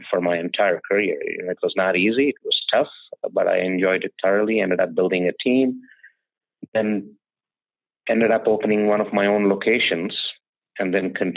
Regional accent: India; moved away as an adult; now in United States; I'm from India. I've been in the US since 2000

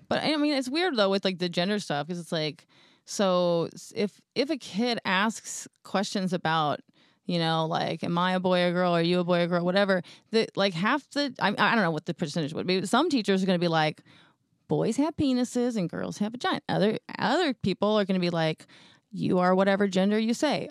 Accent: Houston, Texas, United States; I'm from Houston

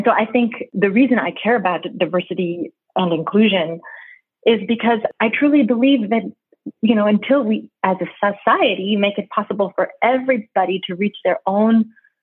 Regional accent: New York City, New York, United States; now in Geneva, Switzerland; I grew up in Brooklyn, New York

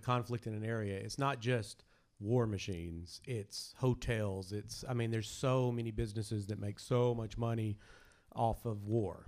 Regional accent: Prattsville, Arkansas, United States; I'm from a tiny, tiny, tiny, tiny, tiny little town. And there's only one restaurant called The Whippet

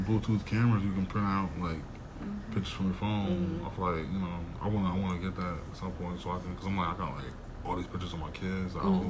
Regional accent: Tulsa, Oklahoma, United States; I grew up in Tulsa. I barely even heard about this.

